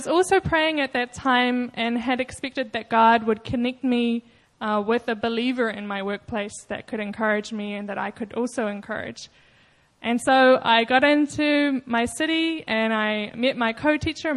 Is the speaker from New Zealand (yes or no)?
yes; New Zealand; moved away; I'm from New Zealand